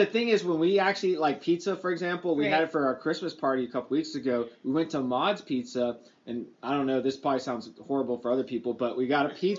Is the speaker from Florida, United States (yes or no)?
no; Lubbock, Texas, United States; now in Austin, United States; I was born in Lubbock.